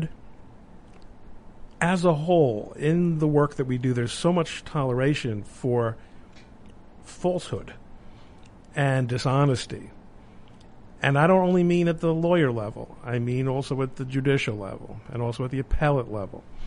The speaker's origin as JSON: {"language": "English", "town": "New York City", "region": "New York", "country": "United States", "tie": "born or raised there", "said": "I was growing up in Brooklyn in the late 60s and 70s"}